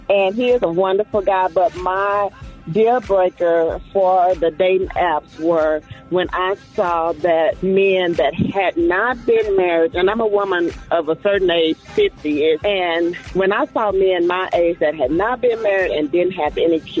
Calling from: Fort Worth, Texas, United States; I'm calling from Fort Worth.

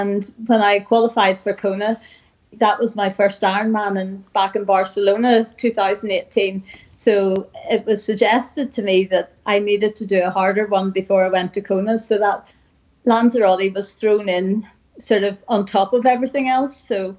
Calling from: Bangor, Northern Ireland, United Kingdom; Bangor, Northern Ireland, and it's cold, wet and windy here too.

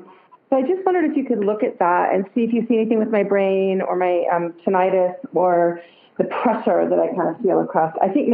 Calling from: Santa Cruz, California, United States; I'm calling in from Santa Cruz, California.

